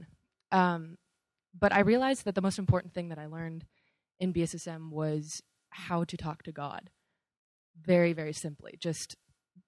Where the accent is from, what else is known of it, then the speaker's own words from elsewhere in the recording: California, United States; moved away; I'm from California